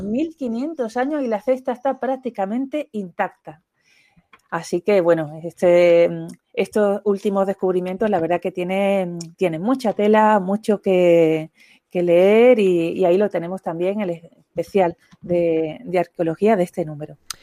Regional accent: Andalusia, Spain; como yo soy andaluza

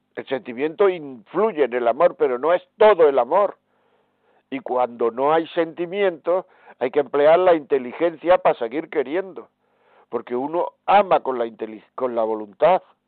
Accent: Granada, Andalusia, Spain; Granada, que es mi tierra

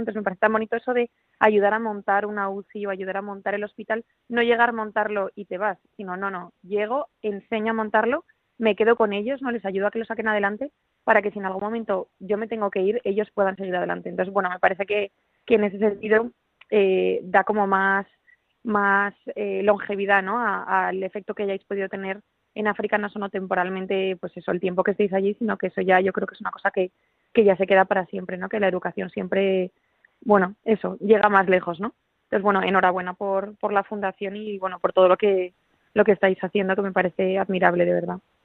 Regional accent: Madrid, Community of Madrid, Spain; now in Pamplona, Spain; yo soy de Madrid, aunque vivo en Pamplona

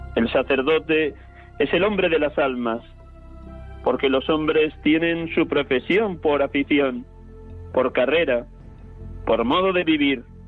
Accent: Riaza, Castile and León, Spain; moved away; desde mi pueblo natal, Riaza, Segovia

